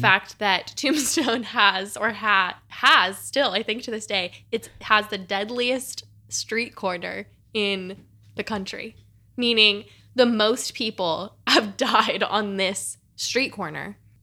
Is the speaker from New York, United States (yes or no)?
no; Tucson, Arizona, United States; I grew up in Tucson, which is like a forty-five minute drive from here.